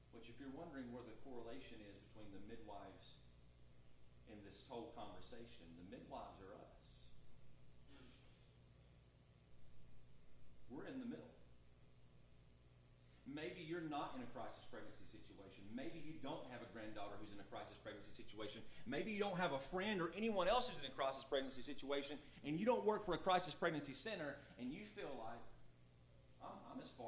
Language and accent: English; Lexington, Alabama, United States; I'm from Lexington, Alabama.